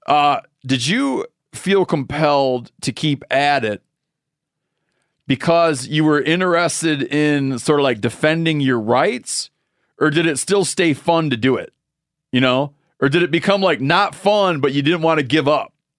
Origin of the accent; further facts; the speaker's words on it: Michigan, United States; moved away; Michigan, my home state